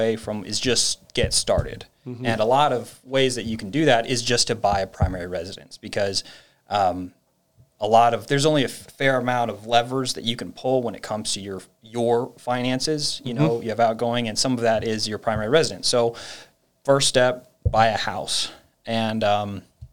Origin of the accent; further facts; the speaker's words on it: Northern Virginia, United States; also born or lived in Los Angeles; My family is originally from LA, although I was born in Virginia, Northern Virginia